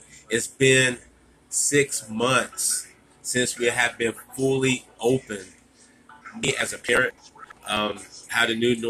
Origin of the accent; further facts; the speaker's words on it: United States; born there; I was born in America. I wasn't born in Africa. I didn't migrate to America, you know what I'm saying? Country boy bred